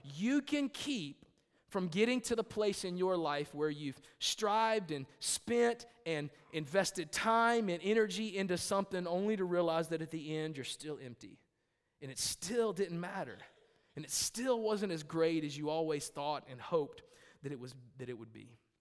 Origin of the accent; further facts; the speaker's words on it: United States; I am an American, not an Americant